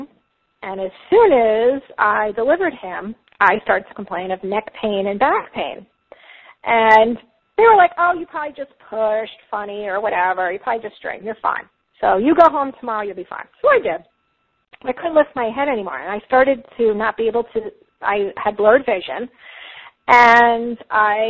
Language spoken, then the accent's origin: English; Long Island, New York, United States; now in Florida, United States; I'm from New York, Long Island originally, if you can't already hear my accent